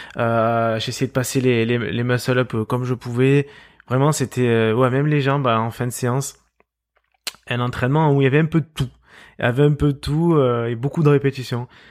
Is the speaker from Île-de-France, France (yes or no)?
no; Marseille, Provence-Alpes-Côte d'Azur, France; accent: Marseille; je suis marseillais, on peut l'entendre euh, très certainement à, ma voix